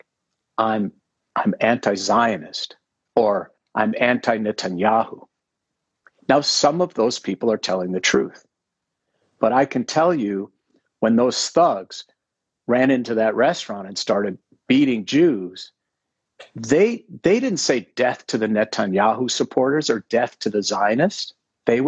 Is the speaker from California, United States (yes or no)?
no; Minneapolis, Minnesota, United States; I grew up in Minneapolis